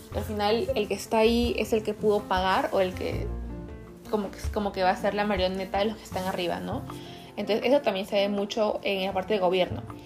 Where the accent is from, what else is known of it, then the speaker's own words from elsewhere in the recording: Peru; moved away; yo soy peruana, 100%